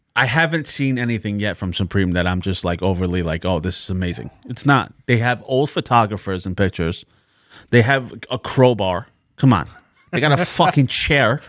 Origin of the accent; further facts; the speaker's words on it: New York City, New York, United States; The Bronx